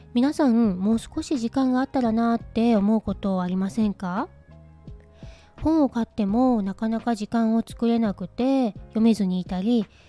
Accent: Hokkaido, Japan; 私は北海道出身なんですけど

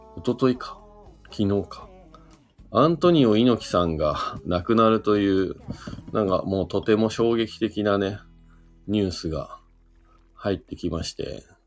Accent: Shizuoka, Japan; now in Hakuba, Japan; 僕、静岡県出身なんで、実は生まれた時からね、近くにある山で

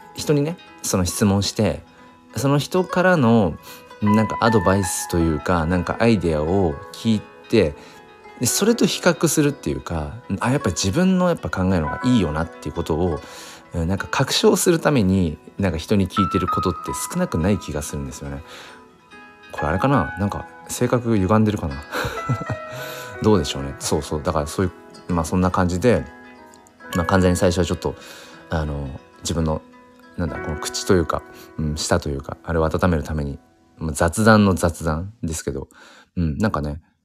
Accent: Kanto, Japan; 僕も関東ですよ

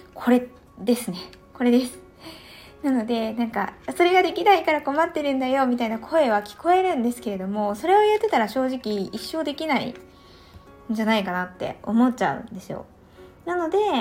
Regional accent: Tohoku, Japan; 東北出身な

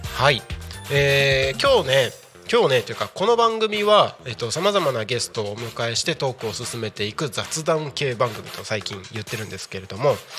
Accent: Takko, Aomori, Japan; moved away; also born or lived in Tako, Chiba; 僕の地元青森県田子町

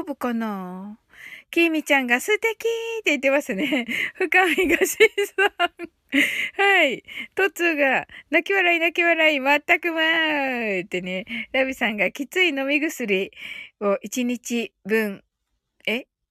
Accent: Kyushu, Japan; 私ね、九州人

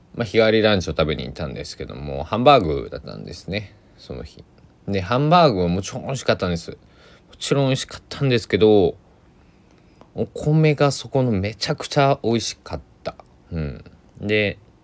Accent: Kochi, Japan; moved away as an adult; now in Takamatsu, Japan; 高知県で生まれ育ちました

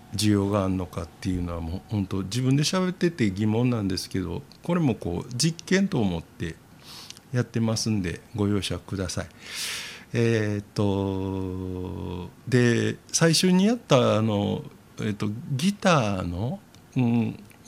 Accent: Osaka, Japan; 大阪人の私は右にこうポッと立つ

